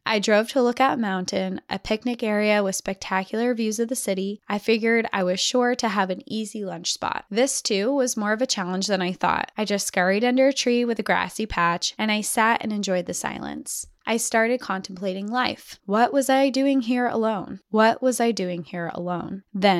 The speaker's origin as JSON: {"language": "English", "region": "Georgia", "country": "United States", "tie": "born or raised there", "also_born_or_lived": "Colorado", "said": "I was born in Colorado, where both sides of our family would come together in the mountains for picnics and a dip in the river, but that was it. I was raised in Georgia"}